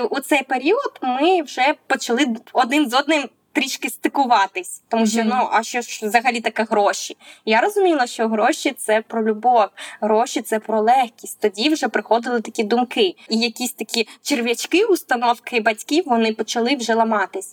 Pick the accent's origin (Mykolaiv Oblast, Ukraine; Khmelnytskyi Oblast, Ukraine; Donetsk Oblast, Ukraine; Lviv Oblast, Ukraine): Mykolaiv Oblast, Ukraine; Mykolaiv; Я сама з міста Миколаєва